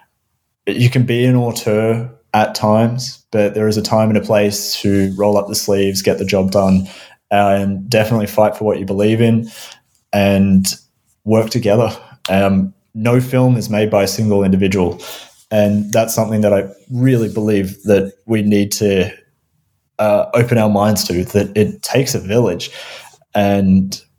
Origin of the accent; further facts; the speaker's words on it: Melbourne, Victoria, Australia; moved away; also born or lived in Vancouver / Los Angeles; Melbourne, my hometown in Australia